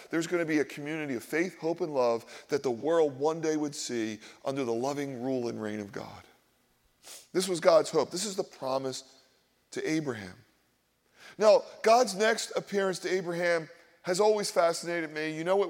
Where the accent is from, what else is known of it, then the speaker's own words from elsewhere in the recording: Philadelphia, Pennsylvania, United States; The problem is I grew up in Philadelphia. I grew up in Polish and Black and Jewish and Italian and Irish neighborhoods, and we all went to regional schools, and we all talked about our ethnicity